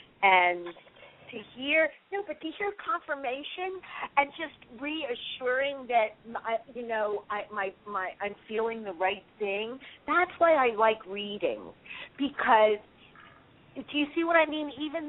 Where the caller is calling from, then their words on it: California, United States; from California.